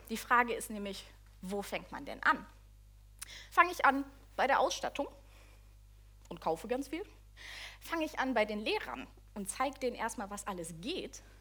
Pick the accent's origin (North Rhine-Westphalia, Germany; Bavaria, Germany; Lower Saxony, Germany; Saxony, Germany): North Rhine-Westphalia, Germany; Sonst mache ich es, also so normal, ich bin aus dem Ruhrpott, ne?